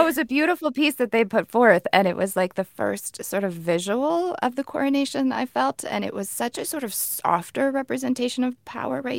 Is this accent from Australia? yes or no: no; United States; I'm an American